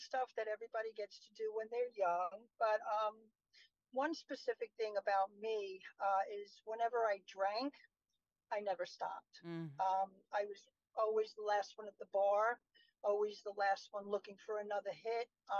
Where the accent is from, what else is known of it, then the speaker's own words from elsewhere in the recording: New York City, New York, United States; moved away as an adult; now in Shirley, United States; I was born in Brooklyn, New York. So, from a city called Bay Ridge